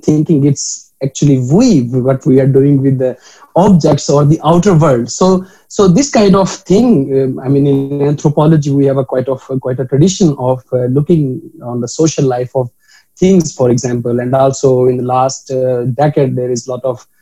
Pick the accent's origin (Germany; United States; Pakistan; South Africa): Pakistan; Pakpattan, Punjab; moved away; my hometown, which is Pak Patan in Pakistan